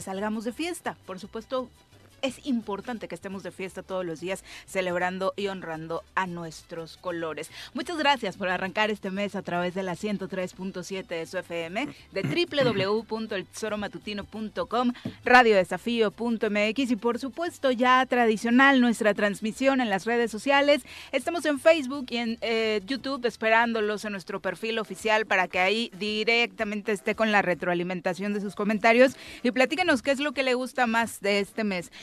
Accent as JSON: {"language": "Spanish", "country": "Mexico", "said": "esta algarabía que nos caracteriza como mexicanos"}